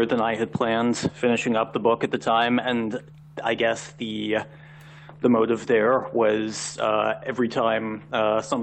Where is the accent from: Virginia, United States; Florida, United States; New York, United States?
Virginia, United States; Richmond; moved away as an adult; now in Washington, D.C., United States; I am originally from Richmond, and that's why I ended up in the Washington, D.C. area.